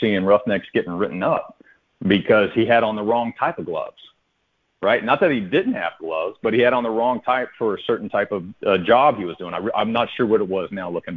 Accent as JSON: {"language": "English", "town": "Odessa", "region": "Texas", "country": "United States", "tie": "born or raised there", "said": "I grew up in Odessa, Texas"}